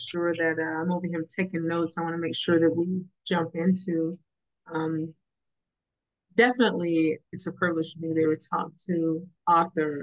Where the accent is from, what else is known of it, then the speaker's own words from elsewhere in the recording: North Carolina, United States; I grew up in North Carolina